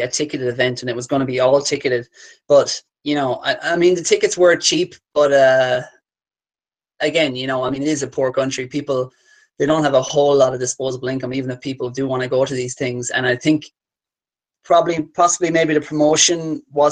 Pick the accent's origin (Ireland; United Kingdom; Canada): Ireland; I say that as an Irishman